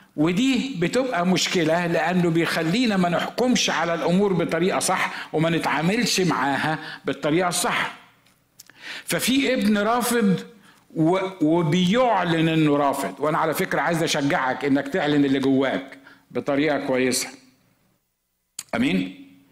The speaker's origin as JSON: {"language": "Arabic", "country": "Egypt", "also_born_or_lived": "Los Angeles, United States", "moved": "as an adult", "said": "انا مصري زي ما انتم عارفين واحنا مصريين عندنا طريقه في الكلام كده"}